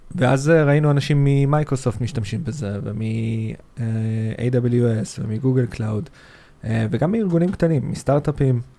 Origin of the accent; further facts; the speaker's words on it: Rishon LeZion, Central District, Israel; now in Tel Aviv, Israel; גר בתל אביב, במקור אני מהדרום, מראשון לציון, דרומית לתל אביב